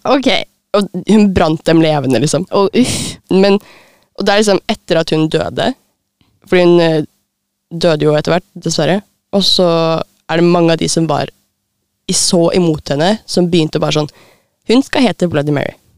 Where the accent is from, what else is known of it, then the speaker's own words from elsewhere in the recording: Lillestrøm, Akershus, Norway; jeg kommer fra Lillestrøm